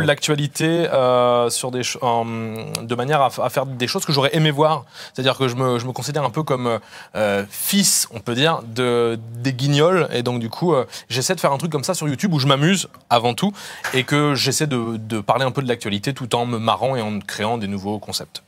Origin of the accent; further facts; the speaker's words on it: Réunion; moved away; je suis originaire de, de La Réunion